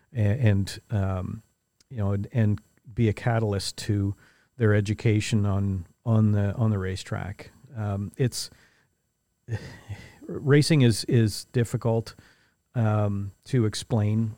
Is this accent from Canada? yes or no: yes; St. Catharines, Ontario, Canada; I grew up in Saint Catharines, uh, just the other side of the lake from where we are now